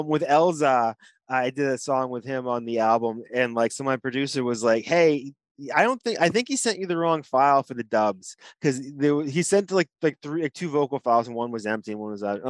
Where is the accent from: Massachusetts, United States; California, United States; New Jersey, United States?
Massachusetts, United States; Boston; I'm from Boston